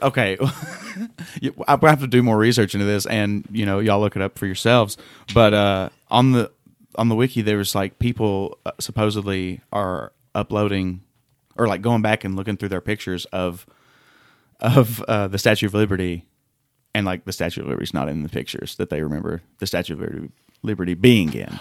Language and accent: English; Tennessee, United States; I'm from Tennessee